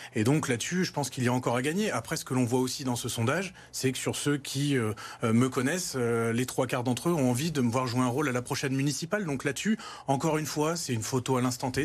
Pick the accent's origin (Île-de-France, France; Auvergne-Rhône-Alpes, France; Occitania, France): Auvergne-Rhône-Alpes, France; Lyon; avec Pascal Blache, euh, on est lyonnais, on a cet amour de Lyon